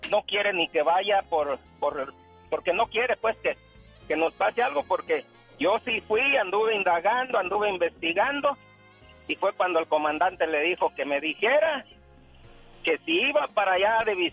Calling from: Fresno, California, United States; En Fresno, Liva. en ah, Fresno.

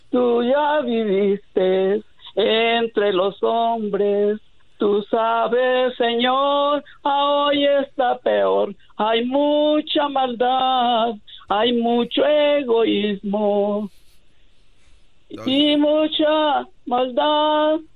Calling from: Santa Ana, California, United States; Acá de Santana, California.

